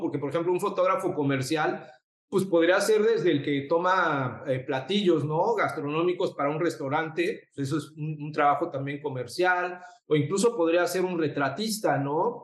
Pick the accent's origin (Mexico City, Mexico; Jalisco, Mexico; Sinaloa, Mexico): Mexico City, Mexico; moved away as an adult; also born or lived in Puebla; now in Cancún, Mexico; soy de la Ciudad de México